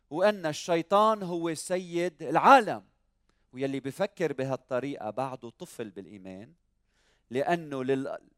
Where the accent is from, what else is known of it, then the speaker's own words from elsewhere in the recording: Lebanon; حتى ولو لبنان مريض حتى ولو بلادنا مريضة